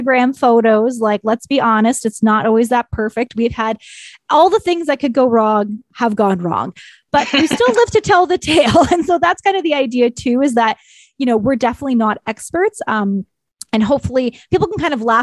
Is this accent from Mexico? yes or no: no; Ontario, Canada; moved away; I'm originally from Ontario